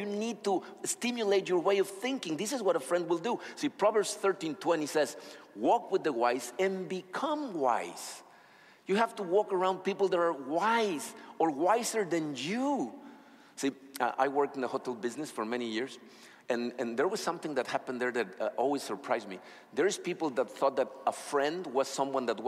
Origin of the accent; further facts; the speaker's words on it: Acapulco, Guerrero, Mexico; moved away; I was born in Acapulco, Mexico. We moved out of there, but then we came back, and I was very young.